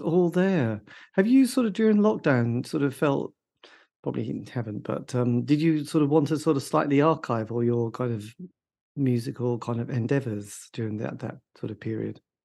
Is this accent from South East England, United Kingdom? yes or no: no; borders of Norfolk and Suffolk, East of England, United Kingdom; grew up, you know, on the borders of Norfolk and Suffolk